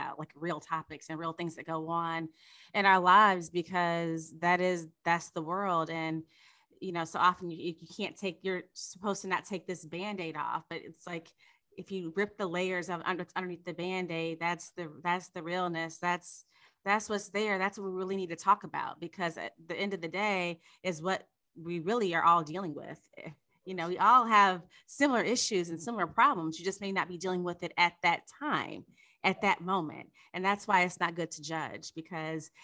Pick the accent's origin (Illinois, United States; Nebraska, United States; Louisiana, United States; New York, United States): Illinois, United States; Chicago; now in Los Angeles, United States; I'm originally from Chicago